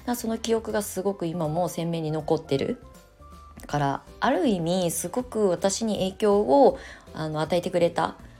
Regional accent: Japan; born or raised there; moved away as an adult

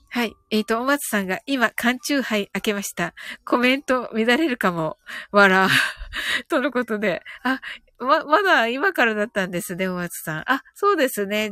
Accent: Kyushu, Japan; 私はね、あの、九州人なんでね

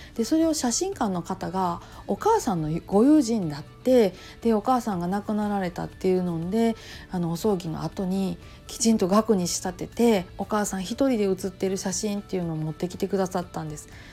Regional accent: Kansai, Japan; accent: Kansai-ben; 関西弁でなんやかんやしゃべり散らかすという感じでやっておりますので

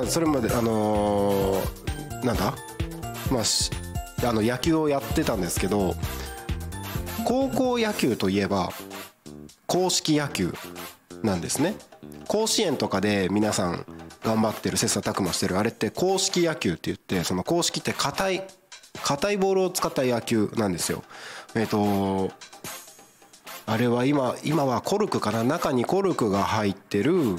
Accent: Takko, Aomori, Japan; now in Tako, Japan; 僕の出身地は青森県田子町ってなかなか読めな読まない読み方をするとこ

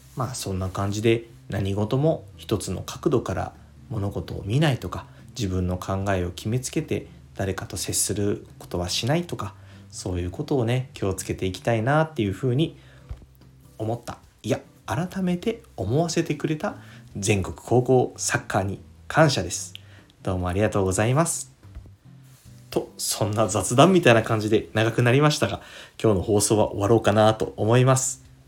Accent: Fukuoka, Japan; born or raised there

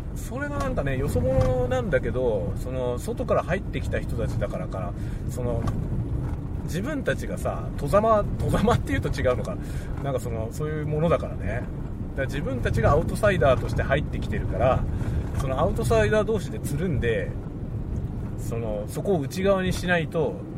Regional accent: Kanagawa, Japan; accent: mixture accent; Yokohama dialect; moved away as an adult; also born or lived in Asahikawa, Hokkaido; now in Sapporo, Japan; 僕どこの方言も持ってないんですよ神奈川の生まれだからまあ強いて言えば横浜弁だけど

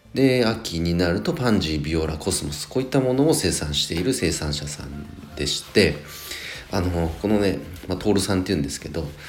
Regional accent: Nagano, Japan; 僕のね長野地元長野

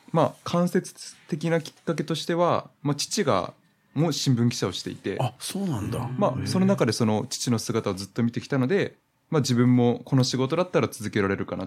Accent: Kagoshima, Japan; moved away; 結構僕地元が鹿児島なので

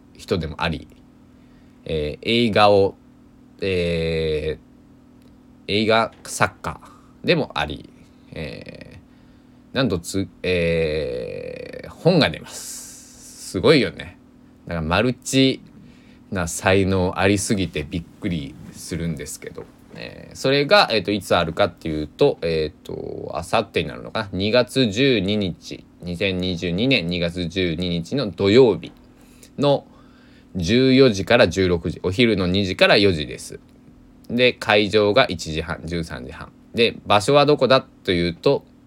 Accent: Susaki, Kochi, Japan; now in Kagawa, Japan; 地元高知県、佐喜市、人口二万何百人かな

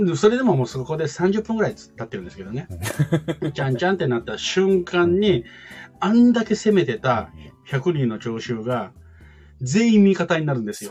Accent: Kansai, Japan; accent: Kansai dialect; moved away; 私も関西人

